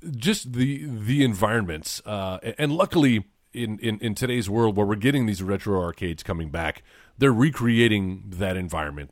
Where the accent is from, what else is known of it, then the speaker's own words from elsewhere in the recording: small town an hour from Corpus Christi, Texas, United States; the little town I grew up